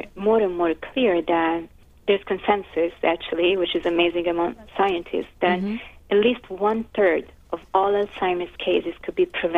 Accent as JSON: {"language": "English", "town": "Florence", "region": "Tuscany", "country": "Italy", "moved": "as an adult", "lives_now": "New York, United States", "said": "I'm from Florence in Italy, and I moved to New York"}